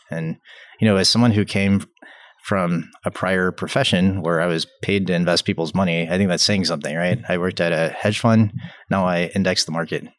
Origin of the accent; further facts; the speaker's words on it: Atlanta, Georgia, United States; I grew up in Atlanta, Atlanta, Georgia